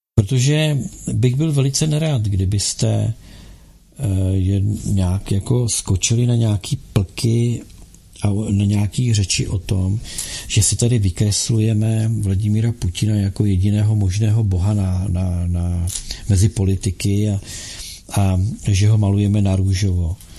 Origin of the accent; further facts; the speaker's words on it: Bohemia, Czechia; tady u nás v Čechách